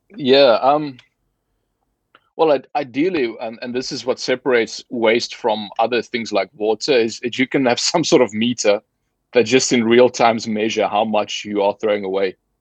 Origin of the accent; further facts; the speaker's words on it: South Africa; moved away; I'm formerly from South Africa. Uh, so grew up there, studied there